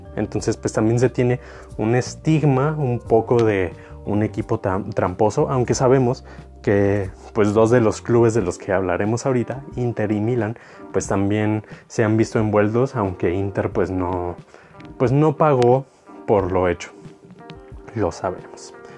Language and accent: Spanish; Mexico; los mexicanos